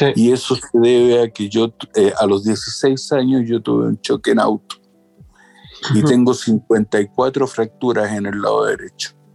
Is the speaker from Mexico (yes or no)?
no; Chile; yo tengo 55 años, soy de Chile